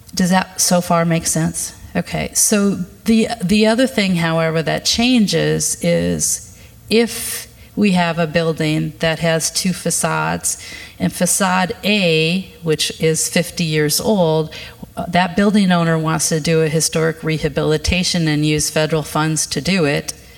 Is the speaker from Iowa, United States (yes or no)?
yes; Fort Dodge, Iowa, United States; now in Minneapolis, United States; I grew up in Fort Dodge